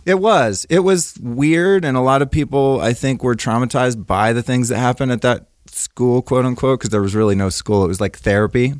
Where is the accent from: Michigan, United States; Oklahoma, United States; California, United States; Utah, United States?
California, United States; Northern; I grew up in Northern California in the seventies